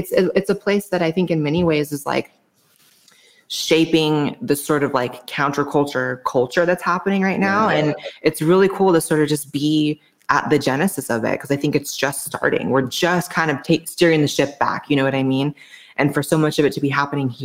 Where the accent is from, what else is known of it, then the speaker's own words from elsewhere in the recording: Los Angeles, California, United States; moved away as an adult; now in Austin, United States; I'm from LA.